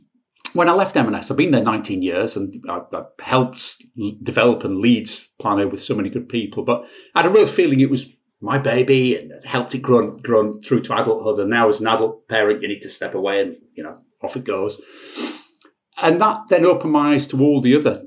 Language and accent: English; Bradford, Yorkshire and the Humber, United Kingdom; also born or lived in Sheffield; I was brought up in Bradford